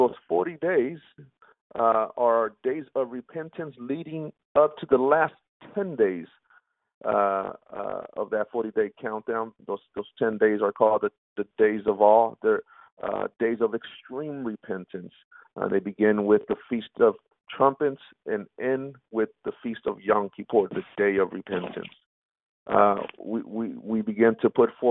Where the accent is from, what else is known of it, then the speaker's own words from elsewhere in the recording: the Bay Area, Northern California, United States; The Bay Area and Northern California. You know, that's my hometown. That's where I was born and raised